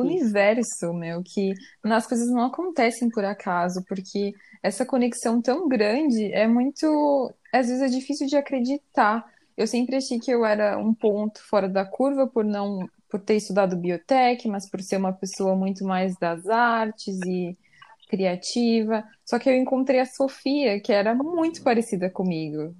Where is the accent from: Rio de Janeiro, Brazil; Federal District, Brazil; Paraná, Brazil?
Paraná, Brazil; Curitiba; moved away as an adult; now in Copenhagen, Denmark; eu sou nascida em Curitiba, mas atualmente eu moro em Copenhague, na Dinamarca